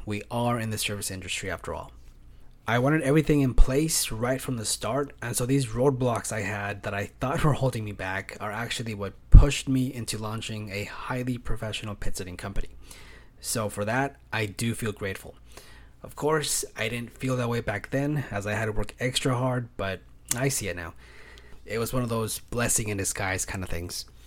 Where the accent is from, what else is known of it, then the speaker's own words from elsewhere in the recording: California, United States; also born or lived in Fresno, California; I am from California. I live in Fresno, which is here in the Central Valley